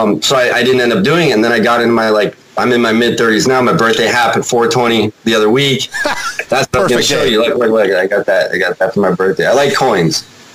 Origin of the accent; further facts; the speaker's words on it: Toronto, Ontario, Canada; born there; Yeah, I was born in Toronto, so.